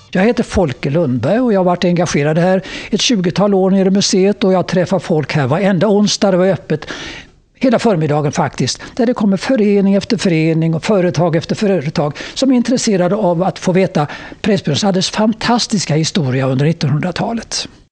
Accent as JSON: {"language": "Swedish", "town": "Gothenburg", "region": "Västra Götaland", "country": "Sweden", "said": "Nere i Göteborg, där jag kommer ifrån"}